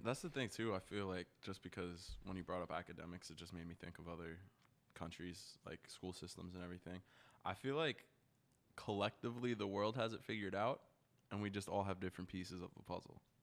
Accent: United States; I'm an American

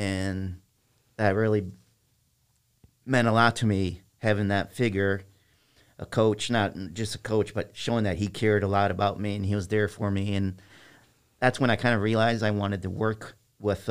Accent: East Moline, Illinois, United States; also born or lived in Silvis, Illinois; East Moline, Illinois

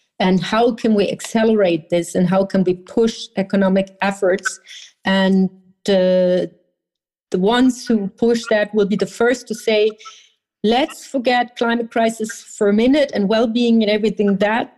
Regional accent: Berlin, Germany; I come from Berlin

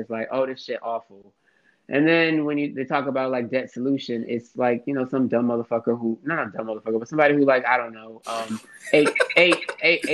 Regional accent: Houston, Texas, United States; also born or lived in Harlem, New York; I'm from Houston, but I'm actually in Harlem right now

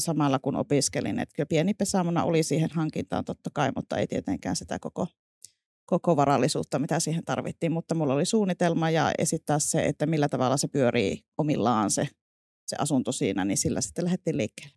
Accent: northern Finland, Finland; now in Vantaa, Finland; sieltä olen kotoisin, niin kuin murteista varmaan voi

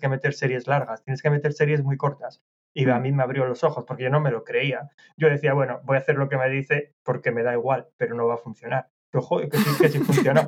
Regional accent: Asturias, Spain; moved away as an adult; now in London, United Kingdom; soy de Asturias, en Asturias llueve mucho

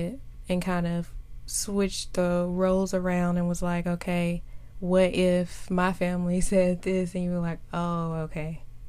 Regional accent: United States; as an American

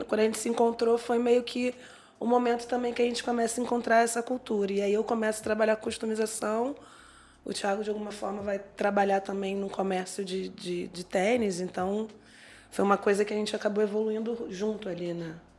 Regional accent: Rio de Janeiro, Brazil; now in São Paulo, Brazil; Eu sou carioca, estou em São Paulo agora

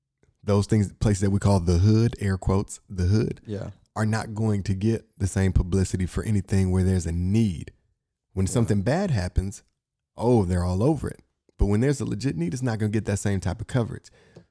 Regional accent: Inkster, Michigan, United States; I'm from Inkster, so not Flint, but I have family that was from Flint.

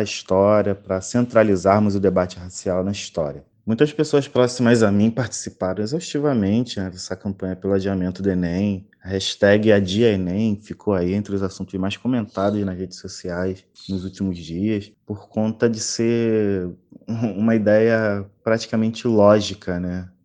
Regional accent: Rio de Janeiro, Brazil; Sou do Rio de Janeiro, sou professor de História

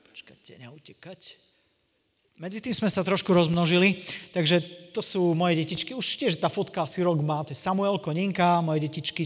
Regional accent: Košice, Košice Region, Slovakia; som z Košic, to je z východného Slovenska

